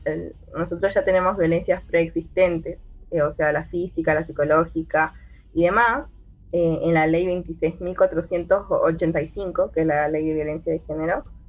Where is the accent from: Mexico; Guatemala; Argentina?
Argentina; Jujuy; yo soy de la provincia de Jujuy